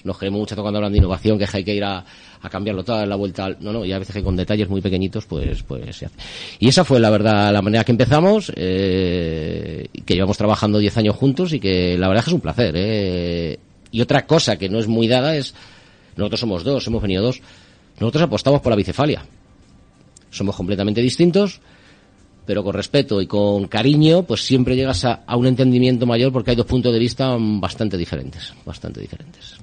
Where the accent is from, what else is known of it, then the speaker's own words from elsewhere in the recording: Spain; yo soy muy español